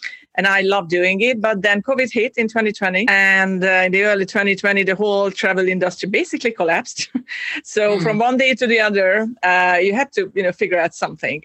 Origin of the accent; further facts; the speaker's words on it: Hungary; moved away as an adult; also born or lived in Budapest / Denmark / Ireland; now in Cyprus; I was born and raised in Hungary